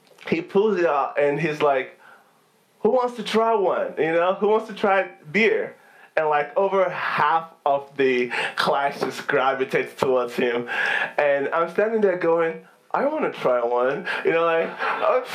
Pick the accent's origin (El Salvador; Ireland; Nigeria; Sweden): Nigeria; now in United States; growing up in Nigeria was pretty fun